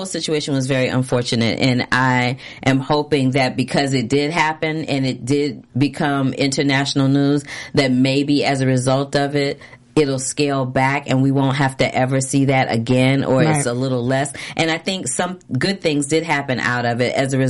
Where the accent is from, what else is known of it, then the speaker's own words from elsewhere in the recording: St. Louis, Missouri, United States; moved away; I'm originally from St. Louis, Missouri, yep.